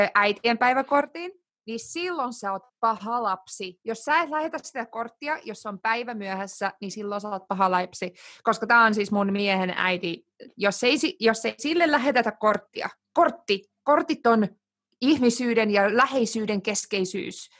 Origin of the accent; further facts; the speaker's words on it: Turku, Southwest Finland, Finland; moved away as an adult; also born or lived in Naantali / Scotland; now in United Kingdom; mä kasvoin siis Naantalissa ja Turussa